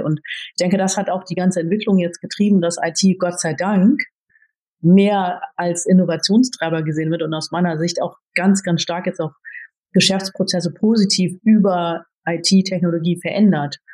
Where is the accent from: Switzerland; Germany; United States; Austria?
Germany; Cuxhaven, Lower Saxony; also born or lived in Philippines; wenn man dann so aus einer sehr behüteten Kleinstadt im Norden kommt, ich komme gebürtig aus Cuxhaven